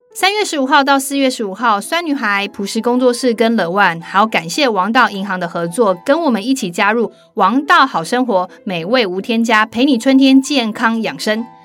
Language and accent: Chinese; Taiwan; 我们台湾人